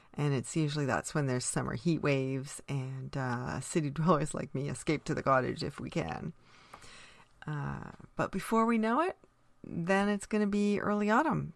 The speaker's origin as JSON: {"language": "English", "country": "Canada", "said": "being Canadian is an essential part of who I am"}